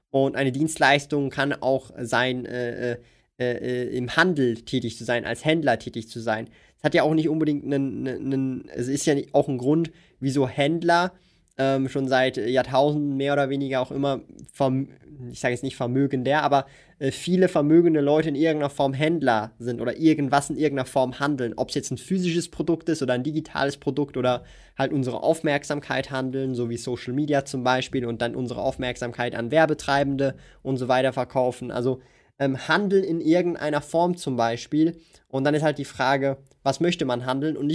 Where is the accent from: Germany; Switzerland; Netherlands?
Switzerland; Hier auch sogar als Schweizer ist halt meine persönliche Meinung.